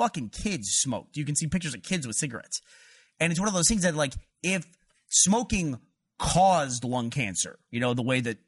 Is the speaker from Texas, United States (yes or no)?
yes; Houston, Texas, United States; where I grew up in Houston